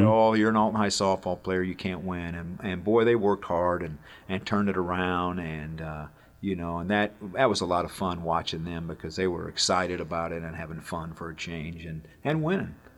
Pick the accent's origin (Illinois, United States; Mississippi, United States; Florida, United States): Illinois, United States; Alton; I played here, it's my hometown, and, you know, I, I get to come to my high school